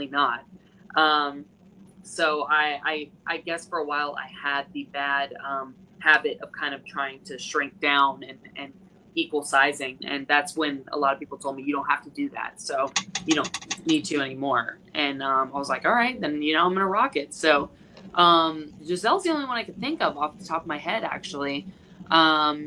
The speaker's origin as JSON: {"language": "English", "region": "Massachusetts", "country": "United States", "moved": "yes", "said": "the Northeast, where I'm from Massachusetts"}